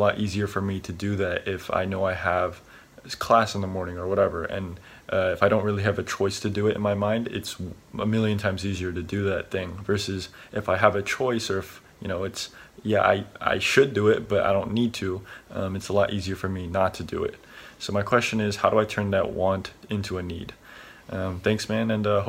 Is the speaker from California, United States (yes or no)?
yes; San Jose, California, United States; I'm from San Jose, California, and I'm currently a student, or a senior in high school to be more specific.